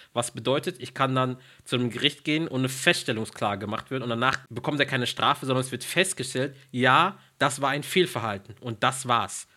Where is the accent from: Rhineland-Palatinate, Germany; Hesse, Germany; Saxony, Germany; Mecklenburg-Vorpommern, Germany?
Rhineland-Palatinate, Germany; Mainz; die Stadt, aus der ich komme, dann sagst du Mainz